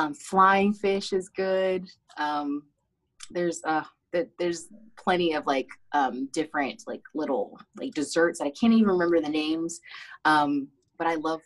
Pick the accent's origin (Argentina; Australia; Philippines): Philippines; born there; I was born in the Philippines. I was born in Pampanga, Davao, and Angeles City.